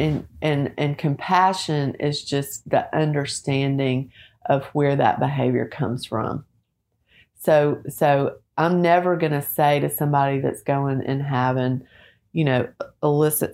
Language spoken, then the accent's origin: English; Little Rock, Arkansas, United States; now in Nashville, United States; I grew up in Little Rock, went to the University of Arkansas, and love our home state